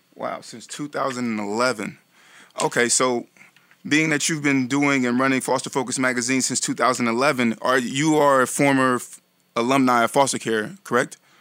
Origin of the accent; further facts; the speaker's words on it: Vallejo, California, United States; my hometown of Vallejo